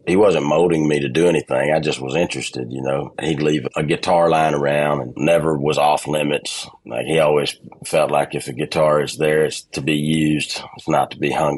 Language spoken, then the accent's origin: English; Ellaville, Georgia, United States; moved away as an adult; also born or lived in Americus, Georgia / Richland, Georgia / Los Angeles / Nashville; I always say that I was born in Americus, Georgia. I grew up in Ellaville, and I was raised in Richland